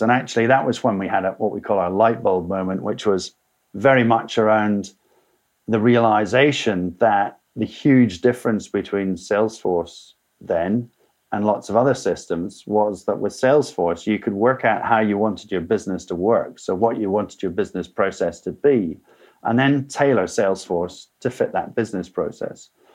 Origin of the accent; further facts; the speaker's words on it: Scotland, United Kingdom; moved away as an adult; also born or lived in South of England; I left Scotland, my, my home country, as soon as I'd finished university, came to the south of England